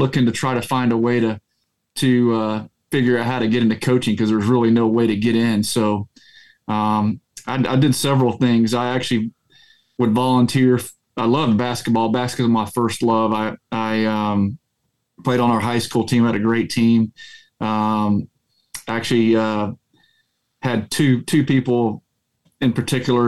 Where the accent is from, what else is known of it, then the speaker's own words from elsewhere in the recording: Jacksonville, Texas, United States; now in Lubbock, United States; I grew up in East Texas, small town, of about 14,000, Jacksonville, Texas